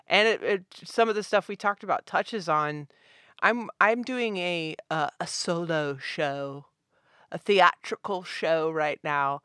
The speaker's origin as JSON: {"language": "English", "town": "Richmond", "region": "Virginia", "country": "United States", "said": "I'm from Richmond, Virginia."}